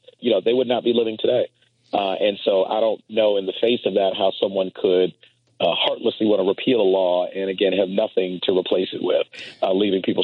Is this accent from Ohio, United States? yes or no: no; Washington, District of Columbia, United States; also born or lived in Pittsburgh, Pennsylvania; I was born in Pittsburgh, but my parents got divorced when I was about 5 or 6 years old. And so we moved in with my late maternal grandparents who lived in Northeast Washington, D.C. I grew up right on Evart Street off of North Capitol Street